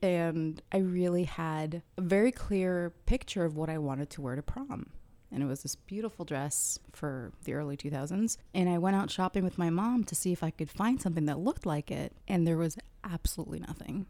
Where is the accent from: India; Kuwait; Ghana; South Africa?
Kuwait; now in United States; To be born in the US, but I did grow up in Kuwait.